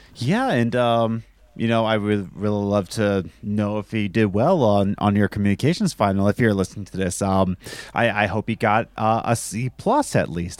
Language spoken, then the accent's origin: English; United States; I'm American